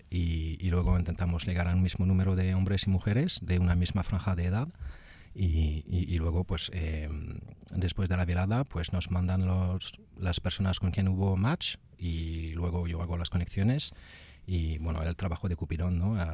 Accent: France; Spanish is a second language; moved away as an adult; also born or lived in Basque Country; now in Spain; Soy francés.

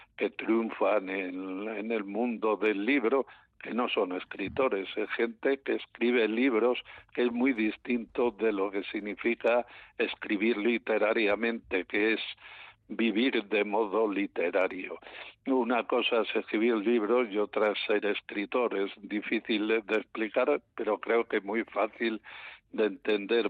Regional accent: León, Castile and León, Spain; yo soy de León

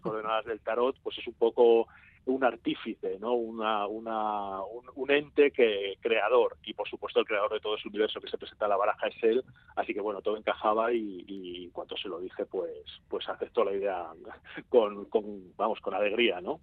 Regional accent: Spain; yo español

